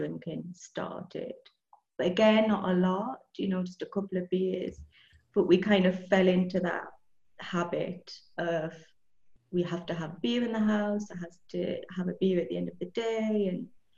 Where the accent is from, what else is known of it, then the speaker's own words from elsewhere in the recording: Newcastle upon Tyne, North East England, United Kingdom; moved away as an adult; now in Andalusia, Spain; I grew up in the northeast of England, in Newcastle.